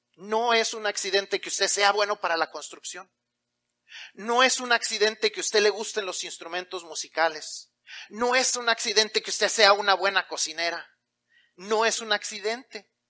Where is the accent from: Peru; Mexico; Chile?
Mexico; Y si ya no solamente somos mexicanos, sino que somos cristianos